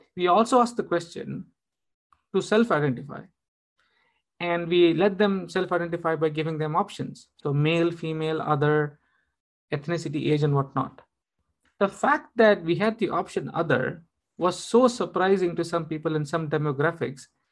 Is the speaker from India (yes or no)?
yes; India; I'm, I'm an Indian.